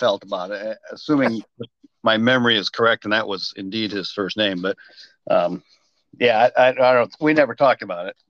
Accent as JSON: {"language": "English", "town": "Lowville", "region": "New York", "country": "United States", "tie": "born or raised there", "also_born_or_lived": "Colorado / Germany", "moved": "as an adult", "said": "I was born in Western New York, about 40 miles southeast of Buffalo"}